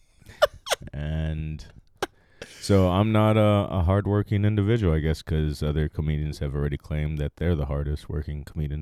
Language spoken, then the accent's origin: English; Maui, Hawaii, United States; also born or lived in Silverton, Oregon; now in Los Angeles, United States; I was born in Silverton, Oregon, raised in Maui, Hawaii all my life